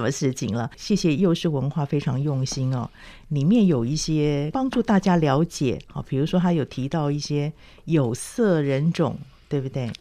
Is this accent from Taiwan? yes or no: yes; Taiwan; 其实跟台湾现在环境也有点接近，嗯、我们也是来自好多地方的一些混跟在地的原住民嘛